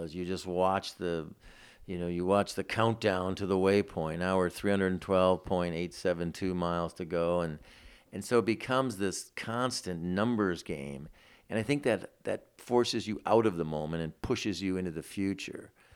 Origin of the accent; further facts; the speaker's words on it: Detroit, Michigan, United States; moved away; I grew up in Detroit, in the city